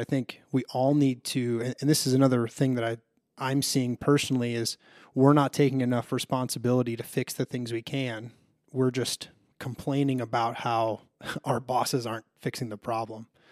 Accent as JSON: {"language": "English", "town": "Chicago", "region": "Illinois", "country": "United States", "moved": "yes", "said": "I'm originally from Chicago"}